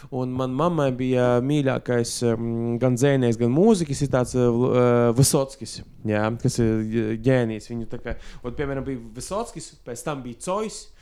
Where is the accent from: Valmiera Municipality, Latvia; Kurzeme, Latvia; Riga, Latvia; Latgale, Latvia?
Latgale, Latvia; Viļāni; accent: Latgalian; es augu Viļānos, man bija ļoti daudz krievu draugu